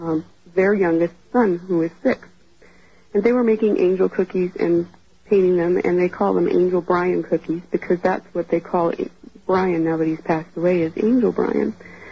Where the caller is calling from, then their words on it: Gilbert, Arizona, United States; I'm calling from Gilbert, Arizona.